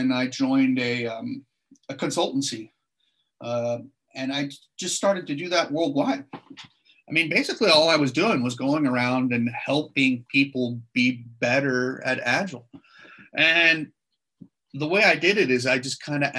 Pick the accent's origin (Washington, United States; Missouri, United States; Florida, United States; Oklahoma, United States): Washington, United States; Seattle; moved away as an adult; now in Sydney, Australia; I'm actually an American and I'm originally from Seattle